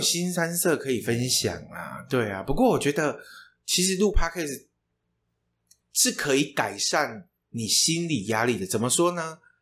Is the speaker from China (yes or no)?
no; Taiwan; 身为台湾人